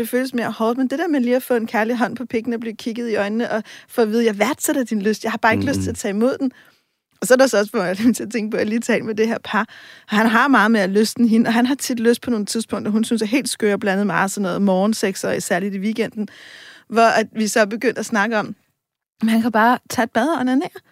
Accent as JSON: {"language": "Danish", "town": "Copenhagen", "region": "Capital Region of Denmark", "country": "Denmark", "said": "Jeg er også fra, altså, jeg er fra Vesterbro og Vestegnen"}